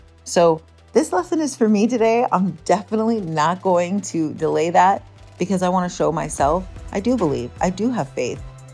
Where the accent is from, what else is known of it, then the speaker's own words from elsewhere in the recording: United States; moved away; my hometown area, you know, Jackson Hole, West Yellowstone, Idaho area